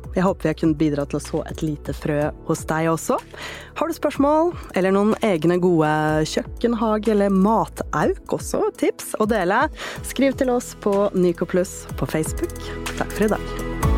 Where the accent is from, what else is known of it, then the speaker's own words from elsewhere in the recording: Oslo, Norway; Jeg vokste opp i Oslo